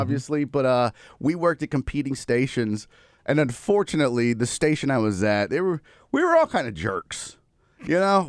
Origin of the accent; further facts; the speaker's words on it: Houston, Texas, United States; born and raised in Houston